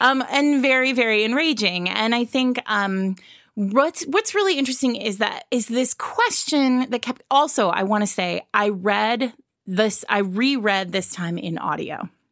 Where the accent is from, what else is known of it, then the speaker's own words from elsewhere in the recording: Rhode Island, United States; where I grew up in Rhode Island